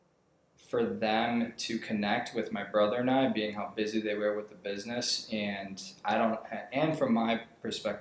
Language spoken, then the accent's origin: English; Kenosha, Wisconsin, United States; moved away as an adult; now in Prescott, United States; from Kenosha, Wisconsin, and I grew up in an entrepreneurship household